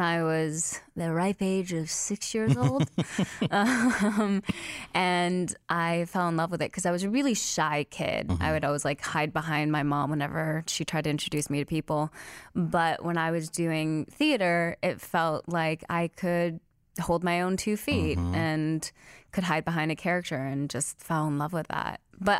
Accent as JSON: {"language": "English", "region": "California", "country": "United States", "tie": "born or raised there", "also_born_or_lived": "Salinas", "said": "I was born in Salinas, California. Mm-hmm. I moved around a ton growing up, so I didn't stay in any place too long, mm-hmm. but always California."}